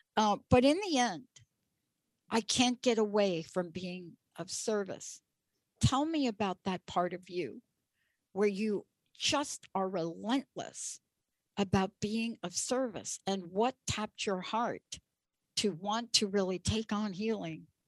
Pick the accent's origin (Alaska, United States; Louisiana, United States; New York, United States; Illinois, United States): New York, United States; I grew up in New York